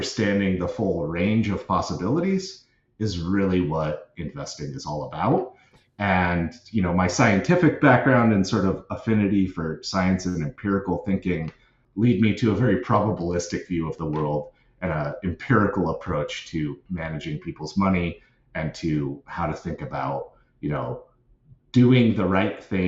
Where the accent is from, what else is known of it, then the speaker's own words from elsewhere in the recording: Seattle, Washington, United States; I grew up in the Seattle area